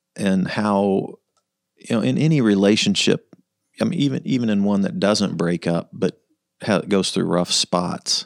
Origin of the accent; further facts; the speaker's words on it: Kansas City, Missouri, United States; we grew up in the North Land